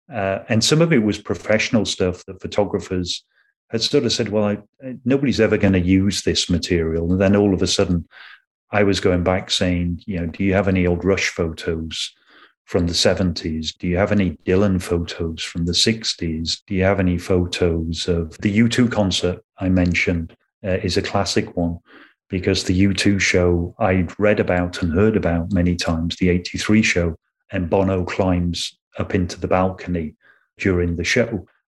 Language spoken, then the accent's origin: English; Canada; because obviously being Canadian, a lot of … stuff came in.